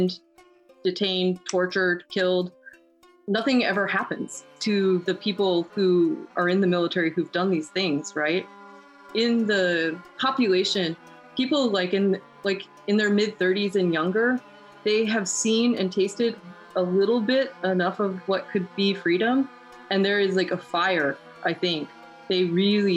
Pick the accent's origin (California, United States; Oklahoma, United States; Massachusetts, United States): California, United States; Oakland; moved away as an adult; now in Illinois, United States; I'm kind of from the Bay Area, from Oakland, California. I just moved out to Illinois recently.